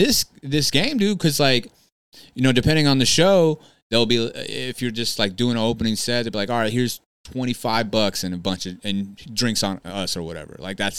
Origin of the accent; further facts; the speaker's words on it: California, United States; Cause like I'm the entertainer and then I'm from California all of a sudden.